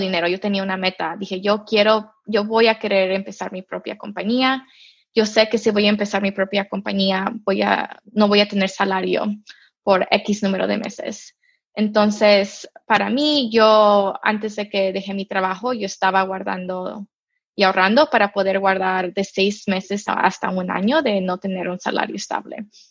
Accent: Mexico; now in United States; yo nací en México, yo crecí en México

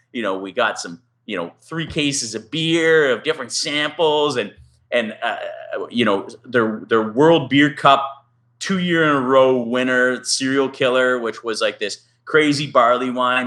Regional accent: Canada; We're like, oh, Canada

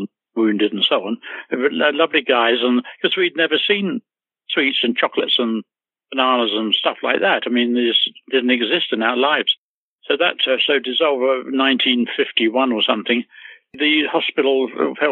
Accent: Hertfordshire, East of England, United Kingdom; also born or lived in London; I was born in London, King's Cross, but brought up in the countryside, a little about 30 miles odd outside of London in Hertfordshire

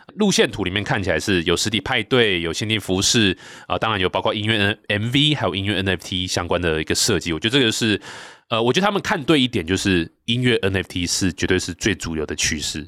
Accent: Taichung, Taiwan; accent: Taichung accent; 我是台中人

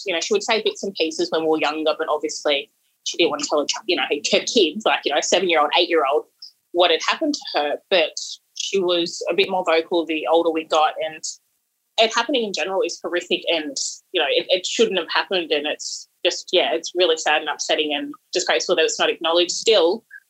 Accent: Tweed Heads, New South Wales, Australia; where I grew up in Tweed Heads, there was a lot of Indigenous kids around, so I felt at home because, you know, my mum's Indigenous, I'm Indigenous

